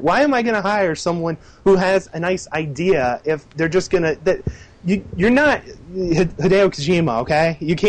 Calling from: Albany, New York, United States; Hey, it's … from Albany, New York.

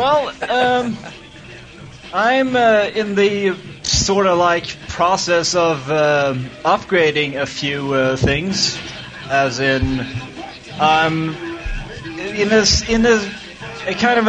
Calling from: Sweden; English is a second language; Hi, Bobby. … from Sweden.

